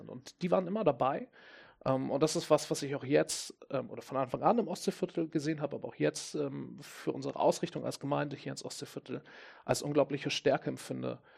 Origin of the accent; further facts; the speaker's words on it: Hamburg, Germany; Ich komme ja aus Hamburg